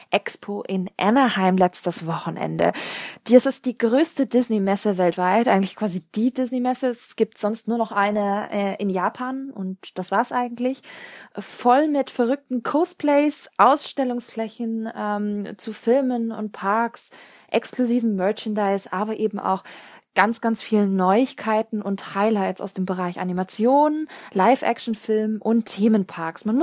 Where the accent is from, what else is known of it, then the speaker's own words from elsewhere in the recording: Stuttgart, Baden-Württemberg, Germany; TGW, ja, äh, ich komme aus Stuttgart, da ist der TGW, glaube ich, die äh, beste Lösung.